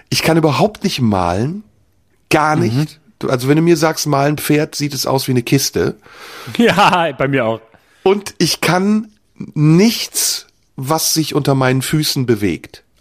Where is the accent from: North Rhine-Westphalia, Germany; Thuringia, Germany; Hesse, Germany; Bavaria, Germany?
North Rhine-Westphalia, Germany; viel mit dieser Region, dem linken Niederrhein. Mönchengladbach